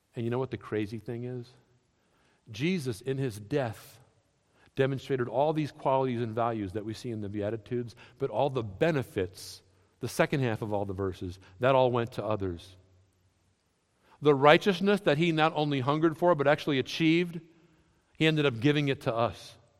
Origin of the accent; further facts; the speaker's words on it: New England, United States; I grew up in New England.